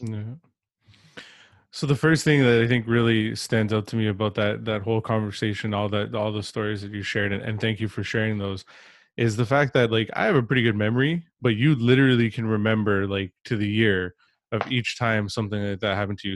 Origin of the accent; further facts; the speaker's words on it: Ontario, Canada; I grew up in Ontario